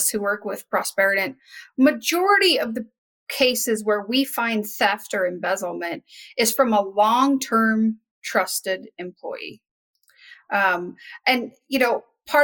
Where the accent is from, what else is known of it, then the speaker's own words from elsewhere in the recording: Wyoming, United States; I'm originally from Wyoming